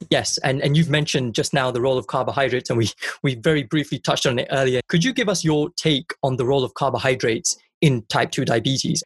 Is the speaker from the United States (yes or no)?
no; Punjab, India; I'm Indian and I'm, I'm from Punjab